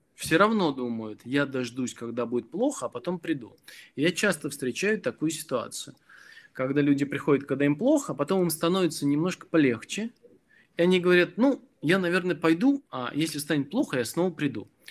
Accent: Belarus; moved away; я родом из Беларуси

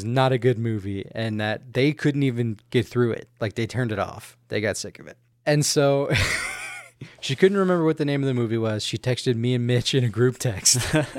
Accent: Louisiana, United States; But I'm from Louisiana. They live in Louisiana. They live in Lafayette.

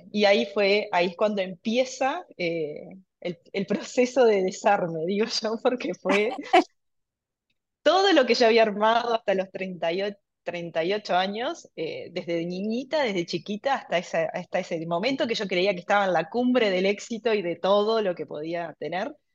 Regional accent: Mercedes, Soriano, Uruguay; also born or lived in Montevideo; vivo actualmente en Mercedes, pero toda mi niñez también la hice en Mercedes, es una ciudad más chica, en el interior del Uruguay

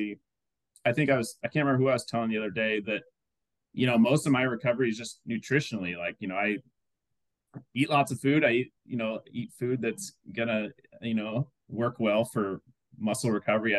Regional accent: Iowa, United States; moved away; back to my hometown in Iowa

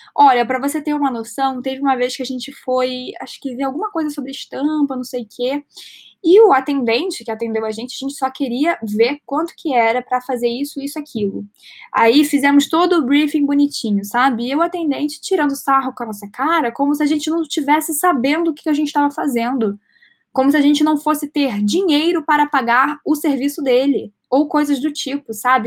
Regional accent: Rio de Janeiro, Brazil; Eu tenho 20 anos, eu sou carioca.

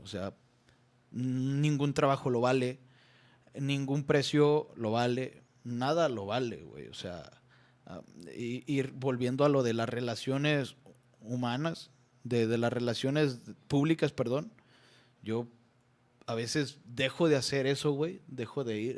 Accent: Nayarit, Mexico; en Guayabitos. Es allá, pues, en mi tierra

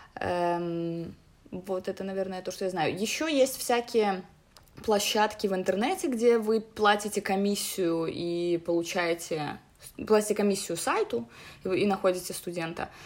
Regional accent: Minsk, Belarus; мне 27 лет, я из Минска

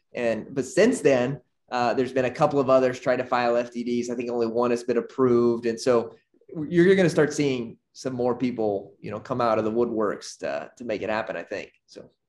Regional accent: Arkansas, United States; moved away as an adult; now in Nicaragua; born and raised in Arkansas

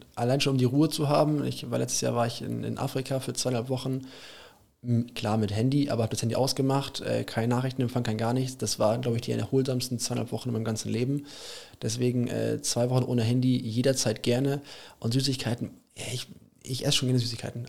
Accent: Germany; also born or lived in England; ich fahre auch ganz gerne als Deutscher

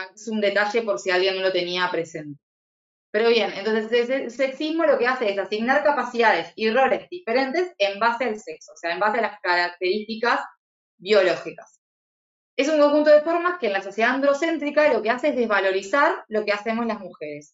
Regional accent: Uruguay; yo soy de Uruguay

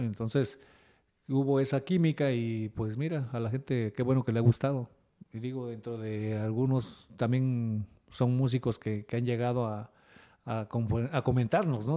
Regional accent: Oaxaca, Mexico; also born or lived in Veracruz; Pero pues mi padre, como te repito, él era músico, se vino a vivir a Oaxaca y pues con él nos trajo, teniendo yo cuatro años

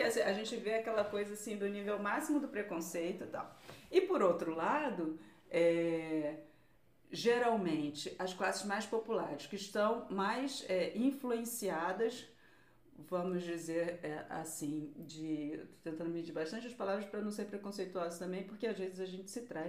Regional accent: Rio de Janeiro, Brazil; accent: carioca; now in Portugal; Eu sou do subúrbio do Rio de Janeiro

